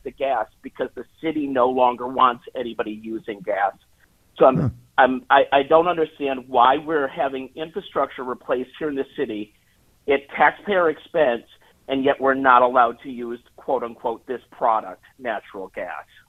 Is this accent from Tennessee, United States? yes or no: no; Rochester, New York, United States; now in New York City, United States; I'm originally from Rochester, New York, and I was home at Christmas